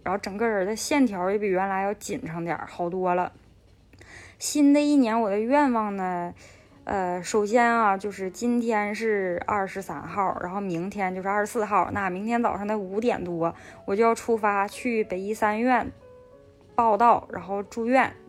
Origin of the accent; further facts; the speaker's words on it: Northeast China, China; now in Beijing, China; 我现在是在北京工作，是一个东北人，做的就是轻工领域的标准化工作